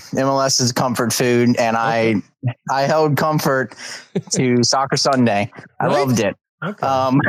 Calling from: Maryland, United States; Maryland, Western Maryland.

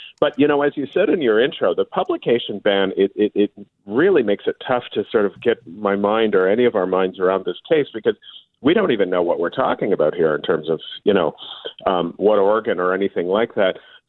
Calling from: Toronto, Ontario, Canada; Well, I'm just back from South America, so I'm in Toronto.

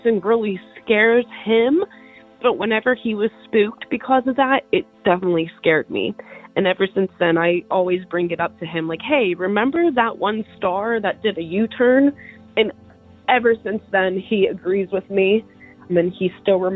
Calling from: Pittsburgh, Pennsylvania, United States; I'm calling from Pittsburgh, Pennsylvania

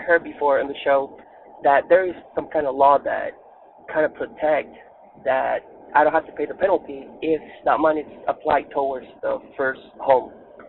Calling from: Dallas, Texas, United States; I'm coming from Dallas, Texas, and I'm currently working on buying my first house.

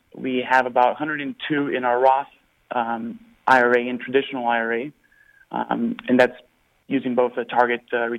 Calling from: Houston, Texas, United States; I'm from Houston.

